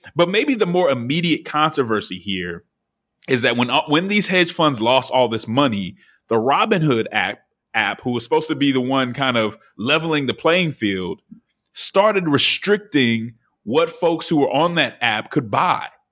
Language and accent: English; Denver, Colorado, United States; I am from Denver